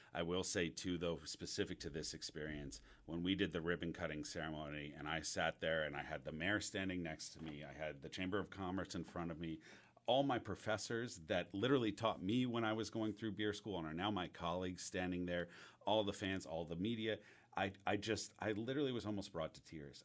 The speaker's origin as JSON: {"language": "English", "region": "the North", "country": "United States", "moved": "yes", "lives_now": "Auburn, United States", "said": "I'm coming as a Northerner"}